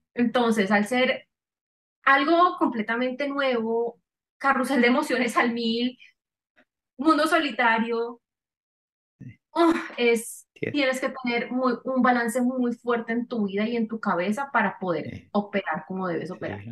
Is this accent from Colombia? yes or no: yes; Cali, Valle del Cauca, Colombia; yo soy caleña